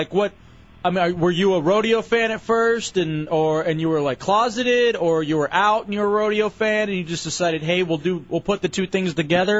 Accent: Texas, United States; now in Florida, United States; I grew up in Texas, and I've been to a rodeo before.

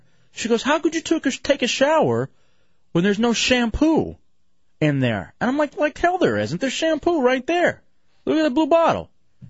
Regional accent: Midland, Texas, United States; when I was growing up in Midland, Texas, staying at my grandparents' place

